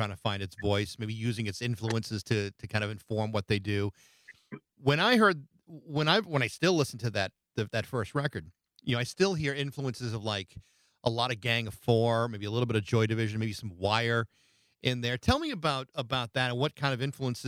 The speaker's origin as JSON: {"language": "English", "region": "Massachusetts", "country": "United States", "tie": "born or raised there", "said": "my hometown in Massachusetts"}